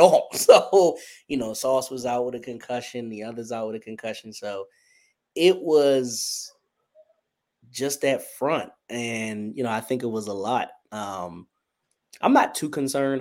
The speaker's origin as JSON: {"language": "English", "town": "Wilmington", "region": "Delaware", "country": "United States", "said": "I'm from the great First State, our president's home. I'm from Wilmington, Delaware"}